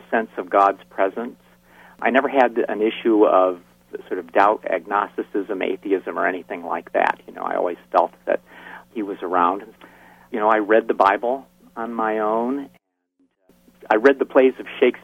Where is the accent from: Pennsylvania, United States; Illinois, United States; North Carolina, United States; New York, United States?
New York, United States; Brisbane; also born or lived in Greene, New York; grew up in a small hamlet in upstate New York. It's a place called Brisbane